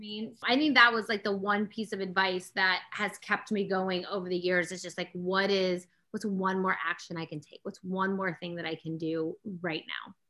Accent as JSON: {"language": "English", "town": "Austin", "region": "Texas", "country": "United States", "tie": "born or raised there", "said": "I grew up in Austin, Texas"}